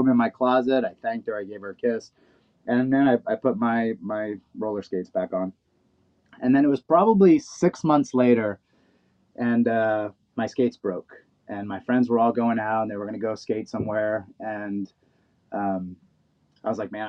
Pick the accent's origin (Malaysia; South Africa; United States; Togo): United States; New York City, New York; I grew up in Brooklyn